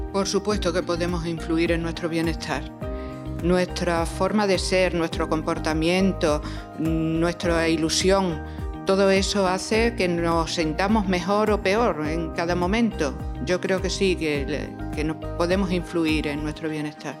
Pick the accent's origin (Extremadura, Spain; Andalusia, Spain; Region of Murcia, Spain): Extremadura, Spain; Torre de Miguel Sesmero; now in Badajoz, Spain; nací en Torre de Miguel Sesmero me vine a vivir a Badajoz